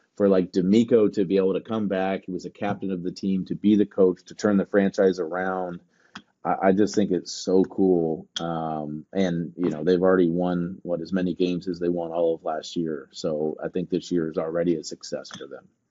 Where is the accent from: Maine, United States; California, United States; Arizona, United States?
Arizona, United States; Gilbert; he's from my hometown